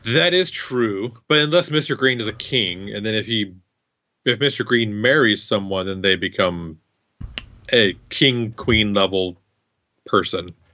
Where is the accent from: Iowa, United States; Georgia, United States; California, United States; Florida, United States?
Iowa, United States; I'm from Iowa